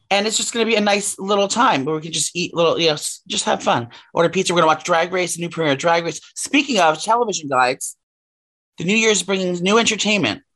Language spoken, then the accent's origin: English; New York City, New York, United States; as a young gay boy growing up in New York City